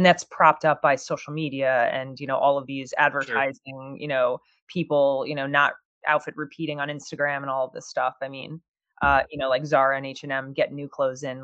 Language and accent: English; New Jersey, United States; I grew up in New Jersey